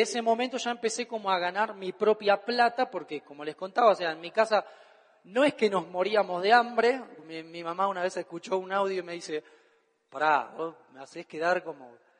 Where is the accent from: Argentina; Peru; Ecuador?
Argentina; Todo lo que diga en mi país está bien dicho